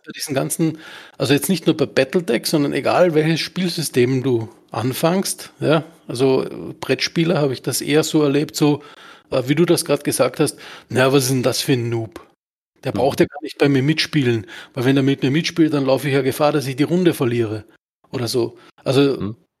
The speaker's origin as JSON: {"language": "German", "country": "Austria", "said": "bei uns in Österreich"}